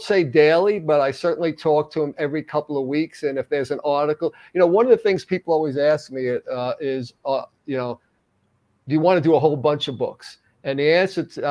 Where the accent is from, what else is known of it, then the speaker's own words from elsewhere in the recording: Northeast, United States; growing up in the Northeast